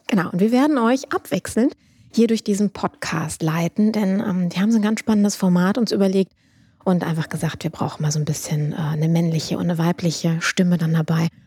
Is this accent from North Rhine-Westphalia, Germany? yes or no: yes; Düsseldorf, North Rhine-Westphalia, Germany; also born or lived in Duisburg; bin ursprünglich Düsseldorferin